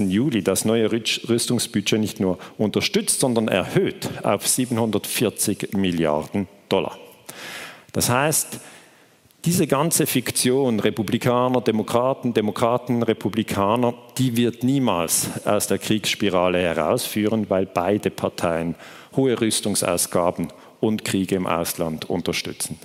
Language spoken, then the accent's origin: German; Switzerland; ich komme aus der Schweiz